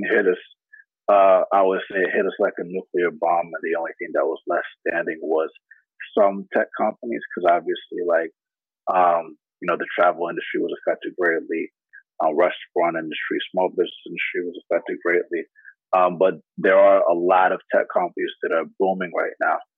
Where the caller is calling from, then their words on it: San Francisco, California, United States; I'm calling in from San Francisco, California